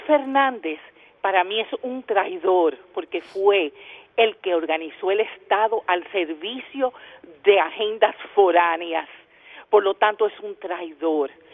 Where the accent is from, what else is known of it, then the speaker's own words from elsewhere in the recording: Dominican Republic; Yo solamente soy dominicana